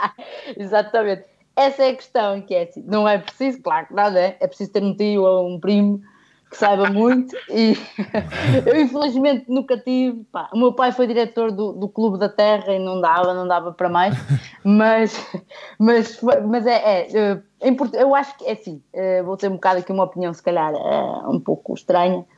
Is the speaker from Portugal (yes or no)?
yes; Guimarães, Norte, Portugal; eu nasci em Guimarães, mas realmente eu venho de uma aldeia, ah, que é Vilarim, que fica a um quilómetro de Moreira de Cónegos